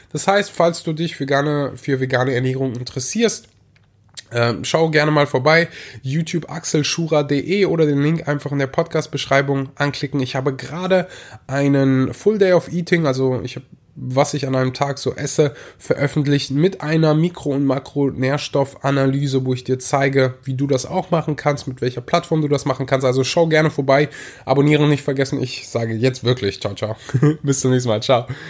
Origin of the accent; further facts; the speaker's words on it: Rhineland, Germany; bei uns im Rheinland so war, aber wir hatten in der Grundschule immer so eine Milch